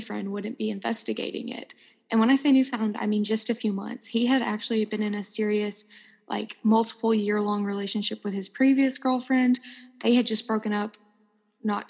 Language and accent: English; Alabama, United States; moved away; I am from Alabama